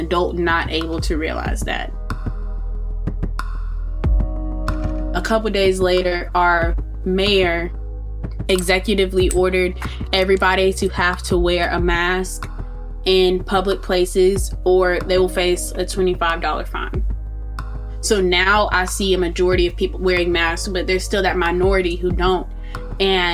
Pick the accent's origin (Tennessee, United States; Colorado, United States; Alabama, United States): Alabama, United States; Montgomery; I'm from Montgomery, Alabama